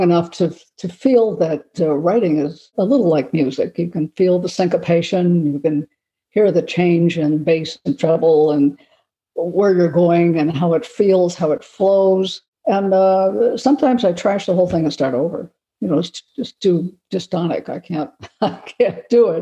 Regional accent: Los Angeles, California, United States; I've had some fascinating experiences growing up in Los Angeles

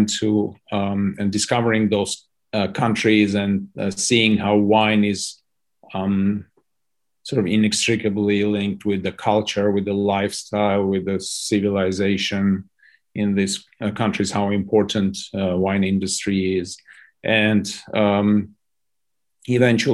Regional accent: Armenia; moved away as an adult; also born or lived in United States / London; I'm born and bred in Armenia. Sort of grew up in Soviet Armenia

